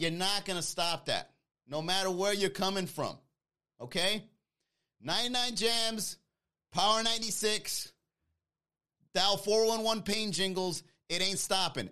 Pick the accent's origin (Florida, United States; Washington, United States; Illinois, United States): Florida, United States; Miami; also born or lived in New York; I came here when I was young, all right? I came here in the late eighties, all right? I was, like, four or five years old.